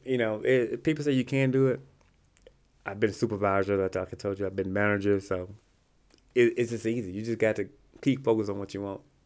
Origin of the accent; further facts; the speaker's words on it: Rolling Fork, Mississippi, United States; moved away; also born or lived in Greenville, Mississippi; that's my hometown. It was, like, ten miles, fifteen miles from where I lived at in Greenville, Mississippi